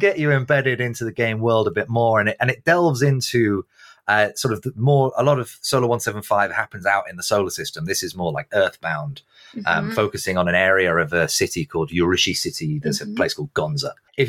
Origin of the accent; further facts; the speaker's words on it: Manchester, North West England, United Kingdom; I'm from Manchester. It's the home of football.